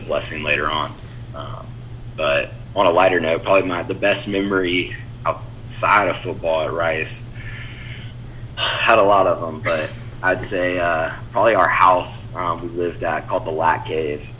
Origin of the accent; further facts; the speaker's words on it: Houston, Texas, United States; also born or lived in Alexandria, Louisiana / Louisiana; my dad got offered a job in Houston when I was almost nine years old. So then moved to Houston, um, and I was there the rest of the time.